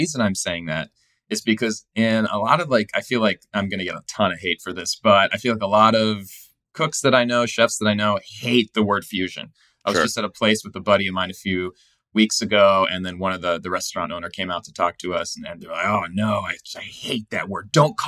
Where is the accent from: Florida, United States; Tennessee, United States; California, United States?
California, United States; now in New York, United States; Yeah. I live in New York. I'm from California.